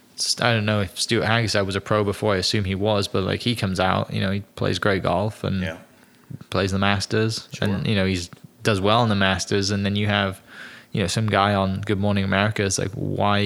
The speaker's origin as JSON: {"language": "English", "region": "Wales", "country": "United Kingdom"}